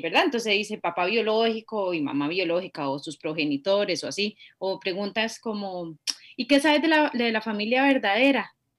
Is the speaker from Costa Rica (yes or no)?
yes; Costa Rica; Por ser ticas